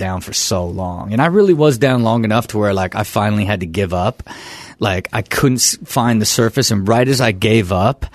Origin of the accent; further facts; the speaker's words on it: Kettering, Ohio, United States; also born or lived in San Diego; now in Los Angeles, United States; I was born and raised in Kettering, Ohio, and moved straight to San Diego